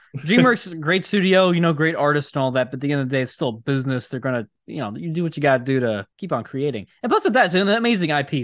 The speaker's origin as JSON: {"language": "English", "town": "Hershey", "region": "Pennsylvania", "country": "United States", "tie": "born or raised there", "said": "we grew up around Hershey"}